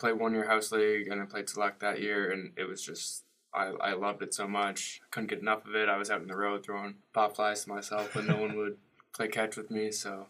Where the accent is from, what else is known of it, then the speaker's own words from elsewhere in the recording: Waterloo, Ontario, Canada; moved away as an adult; now in United States; I'm a senior accounting major on the baseball team at Miami, and I'm originally from Waterloo, Ontario.